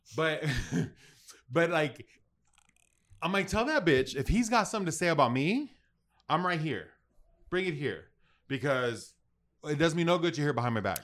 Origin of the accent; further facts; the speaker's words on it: United States; I'm proud of being American